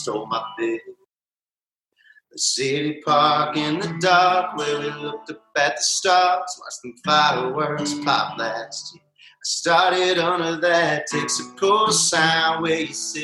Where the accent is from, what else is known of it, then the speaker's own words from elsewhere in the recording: Tullahoma, Tennessee, United States; Tullahoma, Tennessee is my hometown.